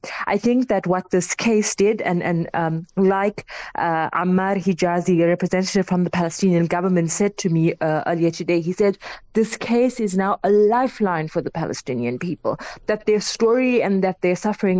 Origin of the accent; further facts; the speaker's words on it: South Africa; as South African journalists